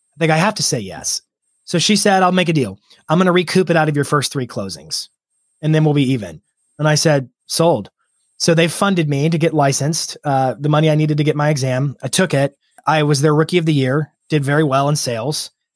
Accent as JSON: {"language": "English", "town": "Lynchburg", "region": "Virginia", "country": "United States", "tie": "born or raised there", "moved": "as an adult", "lives_now": "Nashville, United States", "said": "I grew up in Lynchburg, Virginia. Um, I moved to Nashville when I was twenty-one. It's where I am now"}